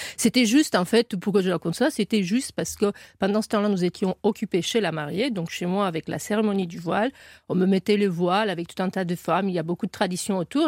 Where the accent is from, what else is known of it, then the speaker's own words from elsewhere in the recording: Romania; French is a second language; moved away; j'ai appris le français en Roumanie